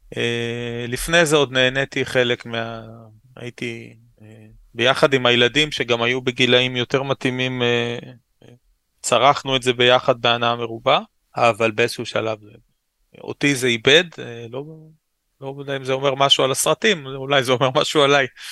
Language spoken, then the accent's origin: Hebrew; Ra'anana, Central District, Israel; also born or lived in Ramat Gan; גדלתי רוב חיי ברעננה